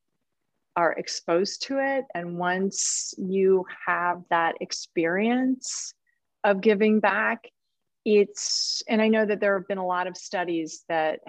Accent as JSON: {"language": "English", "town": "Chicago", "region": "Illinois", "country": "United States", "tie": "born or raised there", "said": "I grew up in Chicago, outside of Chicago"}